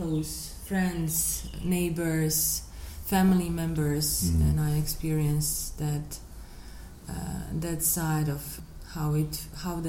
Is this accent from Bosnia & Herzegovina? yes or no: yes; Sarajevo, Federation of Bosnia and Herzegovina, Bosnia & Herzegovina; born or raised there; also born or lived in Dubai